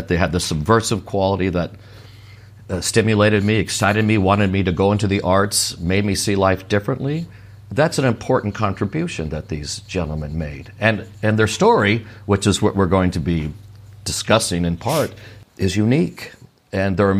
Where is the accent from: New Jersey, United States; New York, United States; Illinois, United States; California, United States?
California, United States; Sierra Madre; my local library where I grew up in Sierra Madre